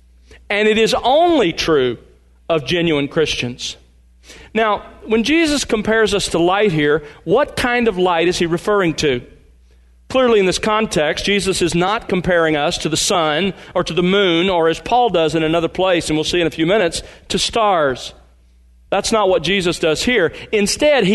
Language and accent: English; Mobile, Alabama, United States; I grew up in Mobile, Alabama